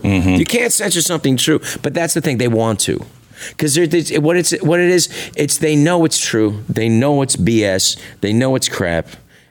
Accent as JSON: {"language": "English", "town": "San Francisco", "region": "California", "country": "United States", "said": "I'm from San Francisco."}